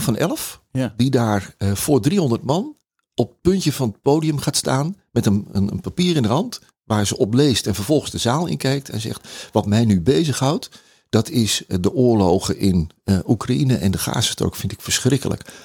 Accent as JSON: {"language": "Dutch", "country": "Netherlands", "said": "wij als Nederlander"}